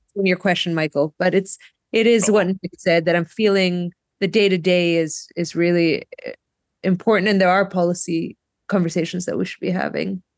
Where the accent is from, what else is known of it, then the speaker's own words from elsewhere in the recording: Greece; now in Brookline, United States; my home country of Greece